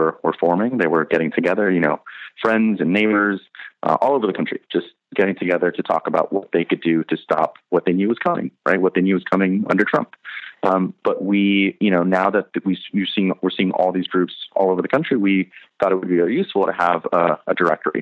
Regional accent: California, United States; moved away; I'm from California originally.

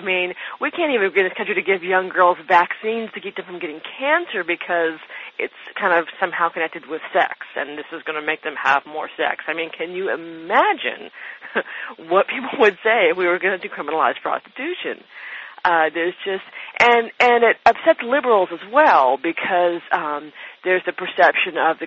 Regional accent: United States; I am an American

